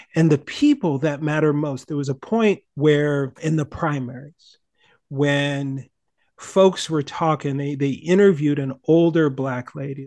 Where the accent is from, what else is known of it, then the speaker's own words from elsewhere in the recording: Minnesota, United States; growing up in Minnesota